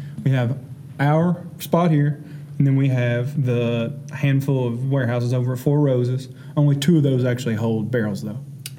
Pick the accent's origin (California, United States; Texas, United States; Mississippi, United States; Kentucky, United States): Kentucky, United States; Tyrone; But do not say I'm from Lawrenceburg. You know, I'm from Tyrone.